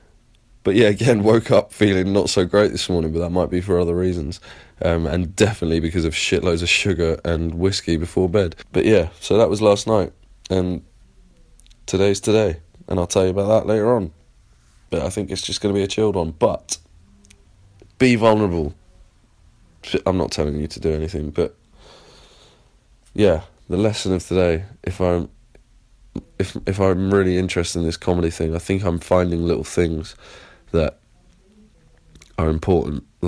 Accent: Plymouth, South West England, United Kingdom; accent: English; now in London, United Kingdom; Plymouth, and I live in London

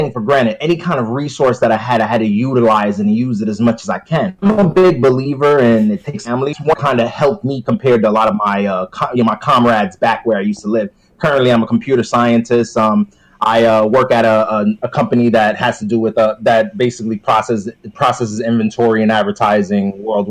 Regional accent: New York City, New York, United States; I grew up in the Bronx, New York

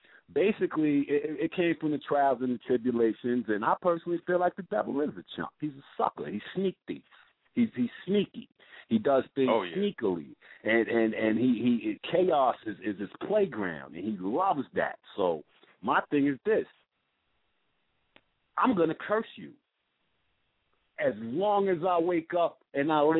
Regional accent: New York City, New York, United States; I'm from Brooklyn, New York

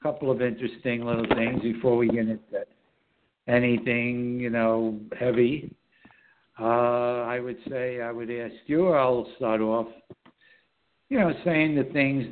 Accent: New York City, New York, United States; born or raised there

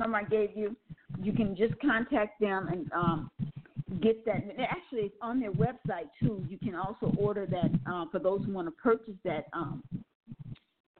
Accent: Milwaukee, Wisconsin, United States; also born or lived in New Orleans, Louisiana; I was born in New Orleans but raised in Milwaukee, Wisconsin

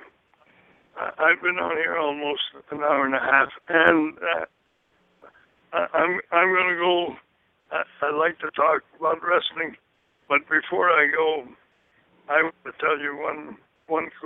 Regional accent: about 30 miles from central Vermont, United States; also born or lived in Canada; I'm in central Vermont, about maybe 30 miles from where I was raised on a farm.

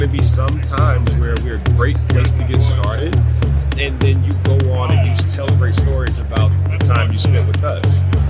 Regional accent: Roanoke, Virginia, United States; So I born and raised in Roanoke, Virginia

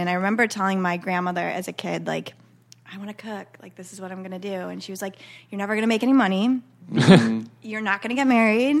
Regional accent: Chicago, Illinois, United States; now in Los Angeles, United States; So I'm from Chicago. Grew up in a big Italian family.

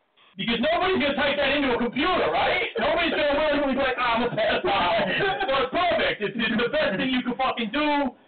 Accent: Brooklyn, New York, United States; I'm from Brooklyn, so the thing you wouldn't understand.

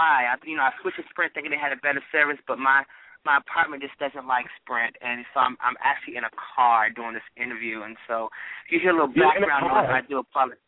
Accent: Washington, District of Columbia, United States; I was born in Washington, D.C., I'm proud to be a Washingtonian

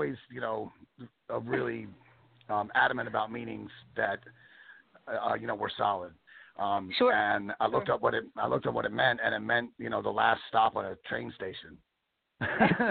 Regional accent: Bowie, Maryland, United States; moved away as an adult; also born or lived in Baltimore, Maryland / Asbury Park, New Jersey / Louisville, Kentucky; I was born in Baltimore. I grew up in Maryland, in Bowie, Maryland, not far from the Chesapeake Bay

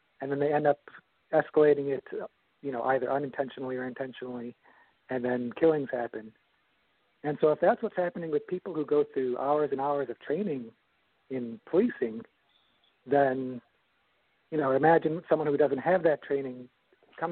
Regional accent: Chicago, Illinois, United States; moved away; I grew up in the Chicago area and I moved to Southern Illinois

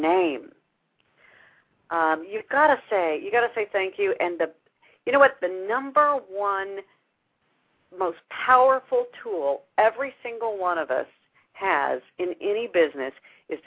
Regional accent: Houston, Texas, United States; This is my hometown.

